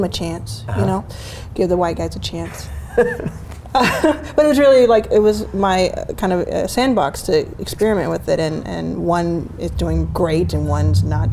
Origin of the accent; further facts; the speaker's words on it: Dallas, Texas, United States; also born or lived in Jackson, Mississippi; I was born in Jackson, raised in Dallas